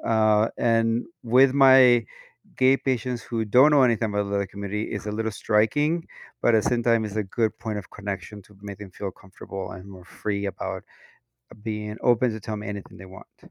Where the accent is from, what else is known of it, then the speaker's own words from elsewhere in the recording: Mexico; moved away as an adult; now in United States; I'm a Latino, um, was born and raised in Mexico. I moved to the U S when I was twenty-seven